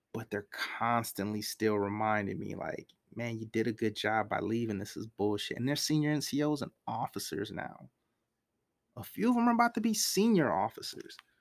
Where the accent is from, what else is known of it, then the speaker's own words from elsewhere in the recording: United States; I'm from America